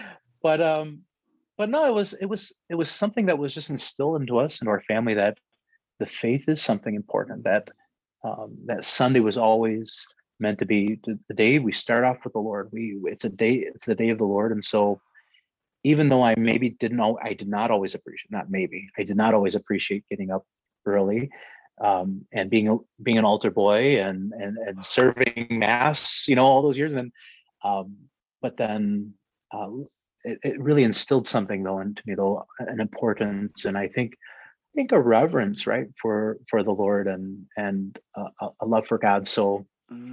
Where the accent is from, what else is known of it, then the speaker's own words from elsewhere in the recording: Romulus, Michigan, United States; I grew up in Romulus, Michigan.